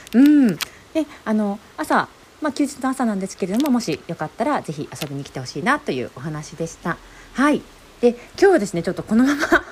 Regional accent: Shizuoka, Japan; moved away as an adult; now in United States; お互い静岡出身なんですよねっていう話をしてたらこういろいろ聞いてみると出身の町まで同じ

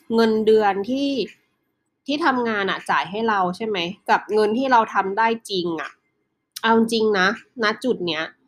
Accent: Northern Thailand, Thailand; เราเป็นคนภาคเหนือ

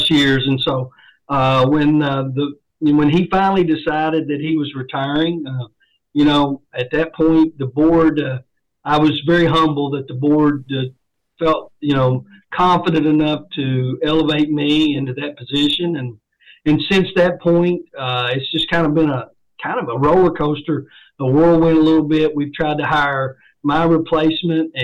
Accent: Kentucky, United States; moved away as an adult; now in Indianapolis, United States; my home state in Kentucky

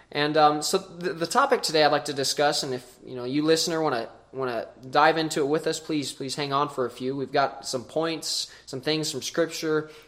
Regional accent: Lewistown, Montana, United States; born and raised in Lewistown, Montana, Big Sky Country.

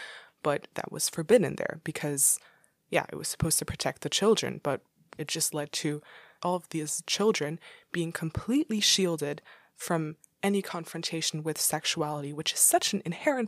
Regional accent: Dubai, United Arab Emirates; Growing up in the Middle East in Dubai, I remember we had some kind of biology class, and I was going to an international school.

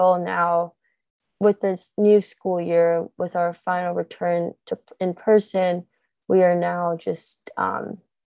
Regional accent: New Jersey, United States; in my home state, New Jersey

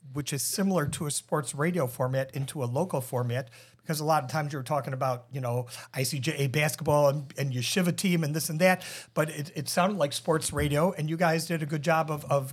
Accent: Chicago, Illinois, United States; also born or lived in Des Plaines, Illinois; I am from Chicago

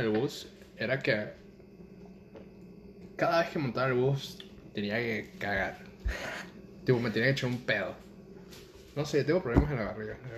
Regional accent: Venezuela; now in Panama; cuando yo me mudé de Venezuela a Panamá, yo me hice, tipo, de mis mejores panas que hice en Panamá

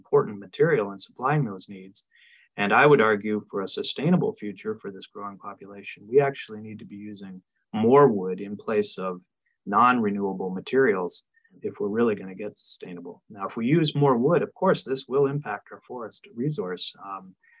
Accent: Canada; now in Knoxville, United States; I come from Canada originally

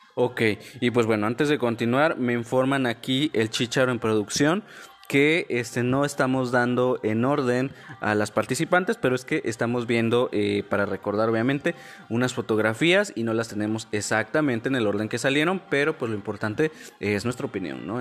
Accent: Mexico

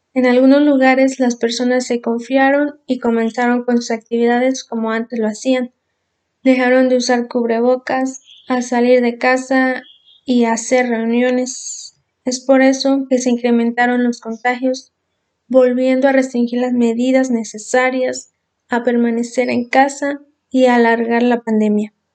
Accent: Mexico; nosotros los estudiantes somos el futuro de México

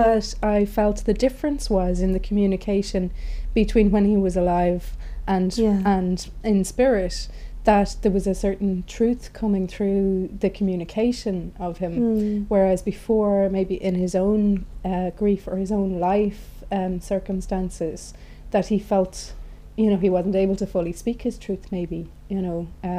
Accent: Ireland; moved away as an adult; also born or lived in Paris / London; I'm Irish, and that's not really the done thing in Ireland.

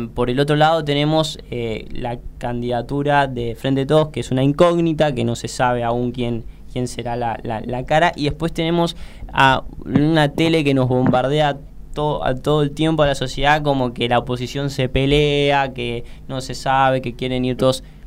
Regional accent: Ramos Mejía, Buenos Aires Province, Argentina; yo acá viste con, con Mati somos de, de Ramos Mejía, de Villa Luzuriaga, eh, de lo que sería la, el partido de la matanza

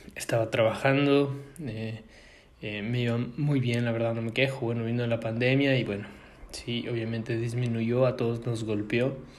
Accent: Ecuador; moved away; nosotros que venimos de Ecuador, países latinos que necesitamos visa para casi todo lado

